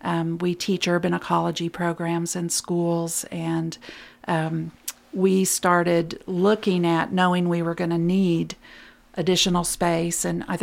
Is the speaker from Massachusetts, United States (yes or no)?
no; Lexington, Kentucky, United States; moved away; I'm a filmmaker and I've moved back to my hometown